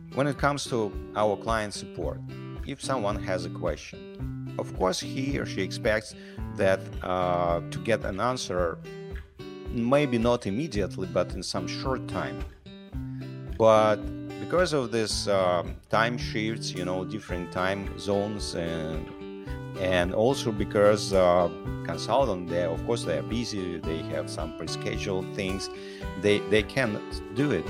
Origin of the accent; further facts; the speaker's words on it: Siberia, Russia; also born or lived in Ukraine / New York, United States; now in United States; I was born in Russia, in Siberia. I'm a Ukrainian citizen.